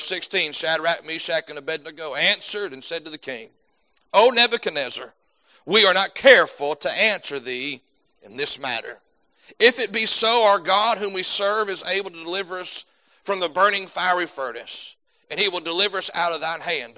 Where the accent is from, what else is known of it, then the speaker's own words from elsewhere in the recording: United States; you go anywhere as an American